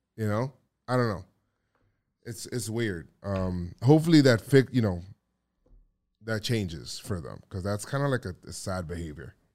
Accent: New York, United States; I'm from New York

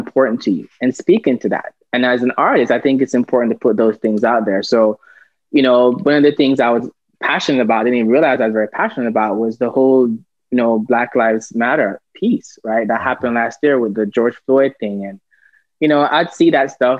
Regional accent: Jamaica; I'm a Jamaican by birth

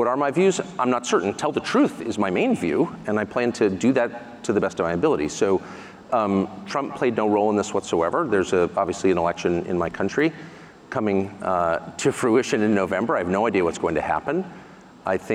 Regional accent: United States; I'm an American citizen. I'm 54, I pay my taxes, I obey the law. And there was no expectation in the America that I grew up

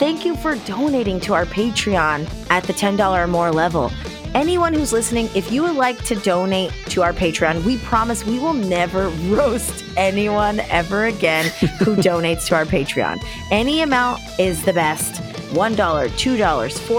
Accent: Georgia, United States; I'm from Georgia

